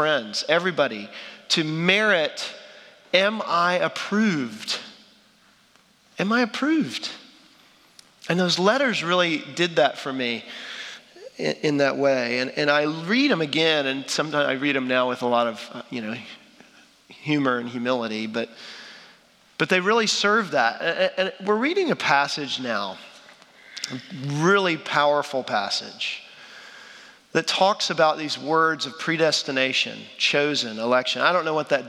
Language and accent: English; Dallas, Texas, United States; I'm from Dallas, Texas